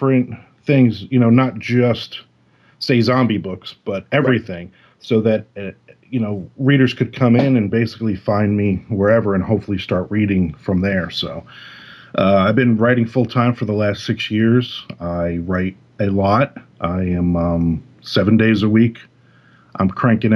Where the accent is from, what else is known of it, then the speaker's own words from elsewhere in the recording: New Jersey, United States; now in Florida, United States; I'm in Florida now, but I'm a Jersey boy, I grew up in Jersey